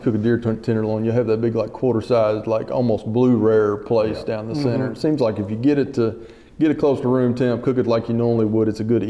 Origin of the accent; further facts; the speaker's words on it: Owensboro, Kentucky, United States; growing up in Owensboro